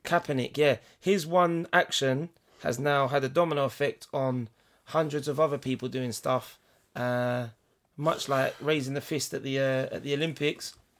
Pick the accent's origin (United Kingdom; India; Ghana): United Kingdom; England; as British people, as English people